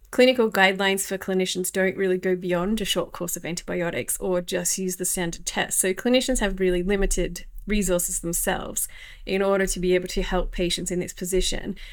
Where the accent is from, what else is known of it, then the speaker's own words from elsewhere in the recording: Australia; moved away as an adult; now in Ljubljana, Slovenia; I'm from Australia and I live in the tropics. I lived in the tropics there